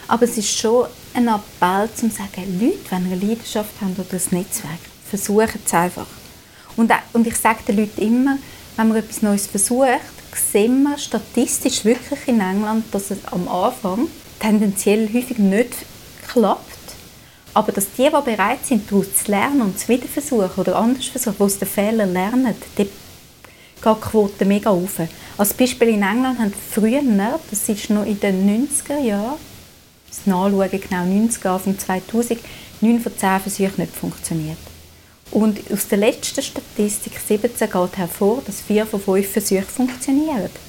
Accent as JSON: {"language": "German", "region": "Zurich", "country": "Switzerland", "said": "ich komme aus Zürich, ich komme aus einer liberalen Tradition."}